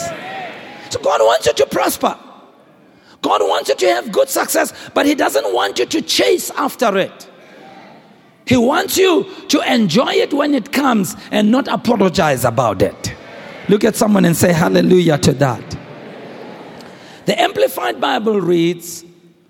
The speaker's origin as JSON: {"language": "English", "country": "South Africa", "said": "I'm a South African. I grew under apartheid"}